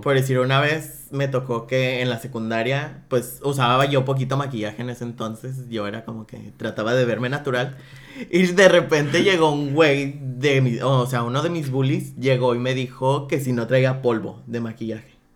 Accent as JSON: {"language": "Spanish", "town": "Guadalajara", "region": "Jalisco", "country": "Mexico", "tie": "born or raised there", "moved": "yes", "lives_now": "Tijuana, Mexico", "said": "yo soy de Guadalajara"}